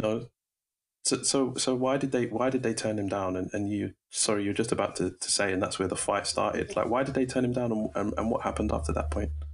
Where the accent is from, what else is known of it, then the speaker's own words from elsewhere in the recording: London, United Kingdom; I was born in Brixton